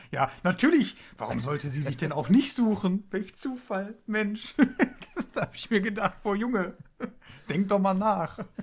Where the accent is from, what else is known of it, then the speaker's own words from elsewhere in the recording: Duisburg, North Rhine-Westphalia, Germany; bei uns in Duisburg